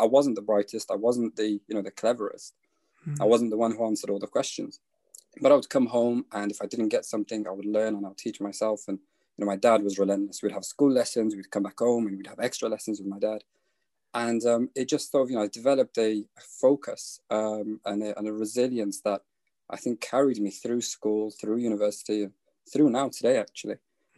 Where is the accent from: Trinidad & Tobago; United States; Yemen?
Yemen; born there; So I was born in Yemen, 1994. So that was the start of a civil war in Yemen.